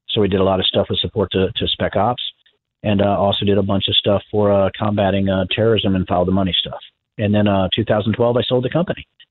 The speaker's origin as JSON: {"language": "English", "region": "Virginia", "country": "United States", "moved": "yes", "said": "I was originally from Virginia, my dad was an electrician"}